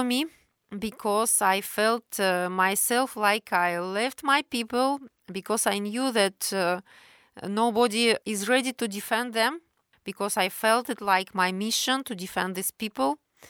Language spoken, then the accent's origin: English; Ozyorsk, Chelyabinsk Oblast, Russia; born there; I was born in a closed city in 1972. It was a secret nuclear city in Soviet time.